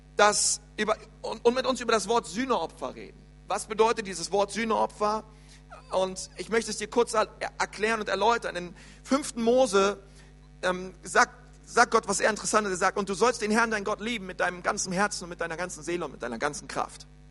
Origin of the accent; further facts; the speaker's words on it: Berlin, Germany; moved away; also born or lived in Bavaria; bei uns in Berlin ist es so, die Grundschule geht bis zur sechsten Klasse und nicht wie hier bis zur vierten